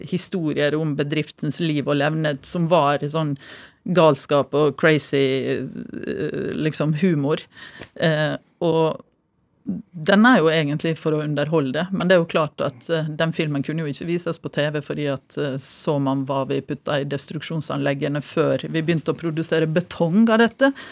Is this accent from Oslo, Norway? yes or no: no; Stranda, Møre og Romsdal, Norway; born or raised there